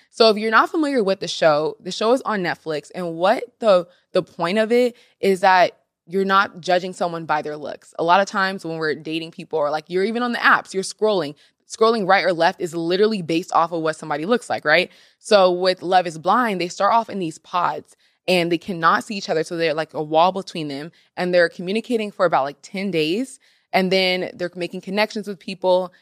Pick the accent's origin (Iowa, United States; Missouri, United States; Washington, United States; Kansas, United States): Washington, United States; Seattle; this season was actually in Seattle, Washington, so my hometown.